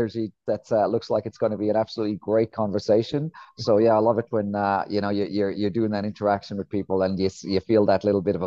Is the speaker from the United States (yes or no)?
no; Ireland; moved away as an adult; also born or lived in England; I'm from a place called Ireland